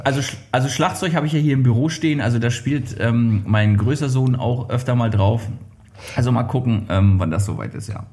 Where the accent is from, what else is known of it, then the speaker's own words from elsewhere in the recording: Mecklenburg-Vorpommern, Germany; ich bin ja äh, auf dem Bauernhof groß geworden